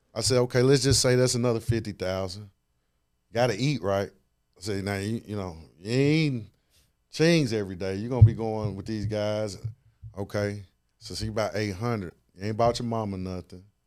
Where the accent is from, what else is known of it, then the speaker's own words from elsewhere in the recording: Memphis, Tennessee, United States; now in Atlanta, United States; I'm born and raised in Memphis, Tennessee, currently living in Atlanta